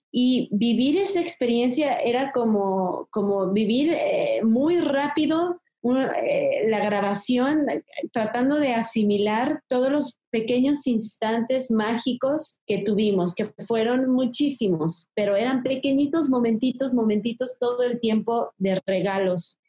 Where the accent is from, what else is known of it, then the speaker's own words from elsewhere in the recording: Mexico; esto tan bonito que tenemos como mexicanos